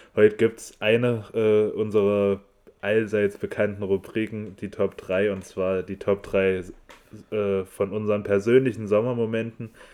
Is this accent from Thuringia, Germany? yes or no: yes; Erfurt, Thuringia, Germany; ich komme aus Erfurt, genau wie der Paul